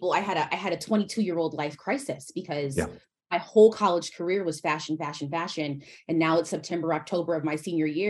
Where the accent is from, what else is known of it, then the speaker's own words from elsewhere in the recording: St. Louis, Missouri, United States; I'm from St. Louis, Missouri